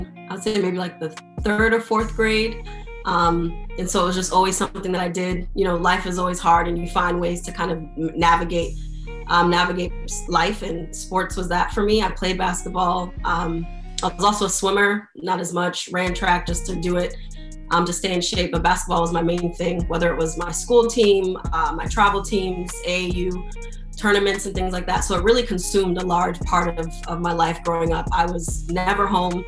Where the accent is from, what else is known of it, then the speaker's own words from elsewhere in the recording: Miami, Florida, United States; I'm born and raised in Miami, Florida